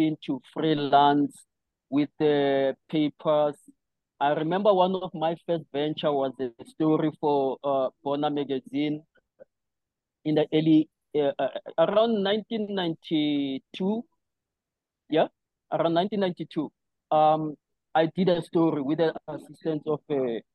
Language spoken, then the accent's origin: English; Johannesburg, Gauteng, South Africa; also born or lived in Cape Town / Limpopo; now in Johannesburg, South Africa; I briefly came back to Pimville to do the latter part of my primary school and started high school